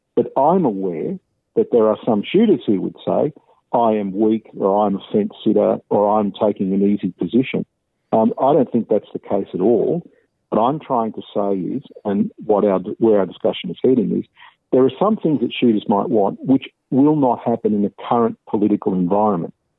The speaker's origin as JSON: {"language": "English", "town": "Wollongong", "region": "New South Wales", "country": "Australia", "tie": "born or raised there", "also_born_or_lived": "Sydney", "said": "I was born in Sydney in 1962, and I was adopted at birth. I grew up in Wollongong."}